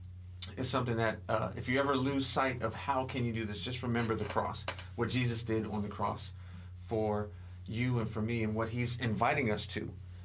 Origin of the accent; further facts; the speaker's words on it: Philadelphia, Pennsylvania, United States; As we used to say growing up in Philly